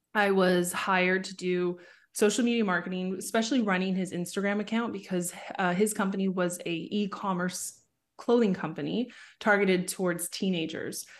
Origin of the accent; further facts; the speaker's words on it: Vancouver, British Columbia, Canada; I was born in Vancouver, Canada. So, I grew up in the suburbs just outside of Vancouver.